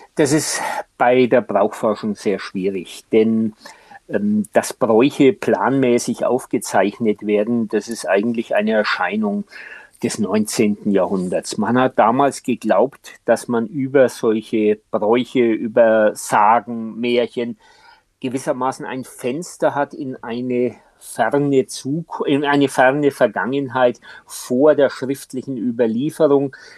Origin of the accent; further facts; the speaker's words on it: Franconia, Bavaria, Germany; ich als Franke